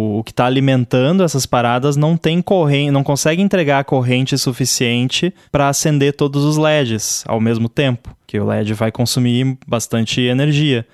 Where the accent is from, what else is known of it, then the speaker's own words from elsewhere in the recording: Rio Grande do Sul, Brazil; eu sou do Rio Grande do Sul